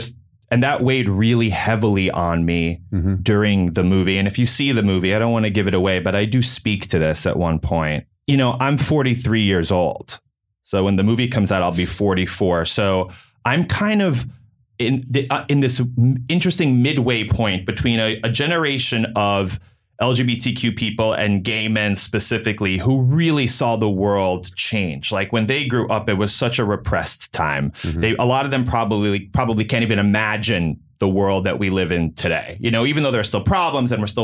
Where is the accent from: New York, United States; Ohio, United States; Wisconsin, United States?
New York, United States; also born or lived in Northwestern University (Illinois); I grew up in New York, and then after college, went back to New York to start my career